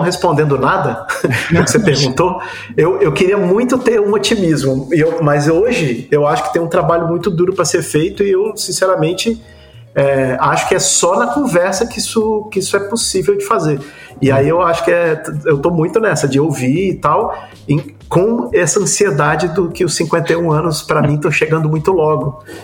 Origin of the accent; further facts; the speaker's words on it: Brazil; a gente como brasileiro